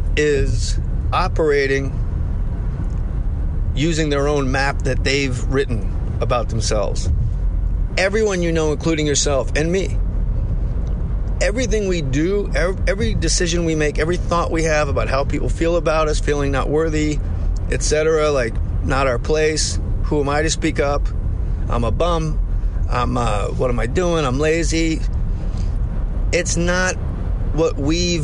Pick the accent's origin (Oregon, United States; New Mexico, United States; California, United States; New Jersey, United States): New Jersey, United States; Verona; I'm from Verona, New Jersey